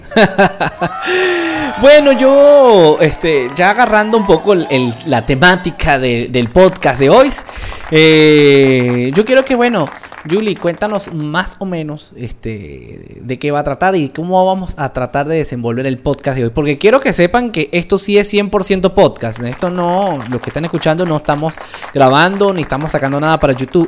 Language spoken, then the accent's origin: Spanish; Venezuela; now in Colombia; nosotros somos extranjeros en Colombia, porque somos venezolanos, pero tenemos tiempo ya en Colombia.